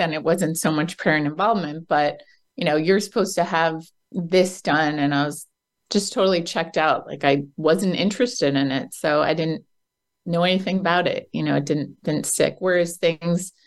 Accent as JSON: {"language": "English", "region": "New Jersey", "country": "United States", "also_born_or_lived": "London", "said": "I'm from New Jersey in the United States, and my whole life I wanted to leave New Jersey"}